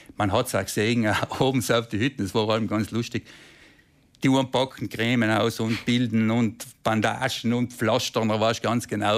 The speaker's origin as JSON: {"language": "German", "area": "South Tyrol", "region": "Trentino-Alto Adige", "country": "Italy", "said": "mir als Südtiroler"}